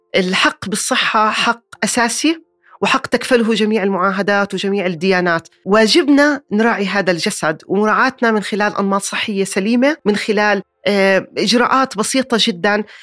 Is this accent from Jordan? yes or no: yes; Jordan; عندنا بالأردن